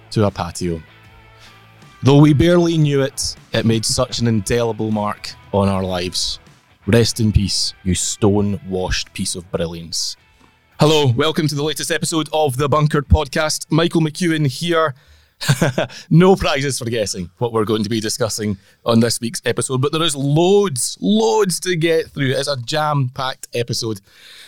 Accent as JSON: {"language": "English", "region": "Scotland", "country": "United Kingdom", "said": "I'm Scottish through and through"}